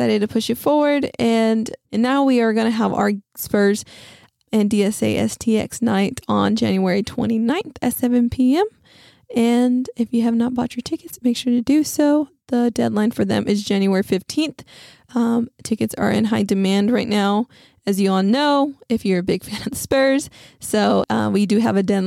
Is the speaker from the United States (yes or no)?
yes; West Texas, United States; now in San Antonio, United States; my hometown is in West Texas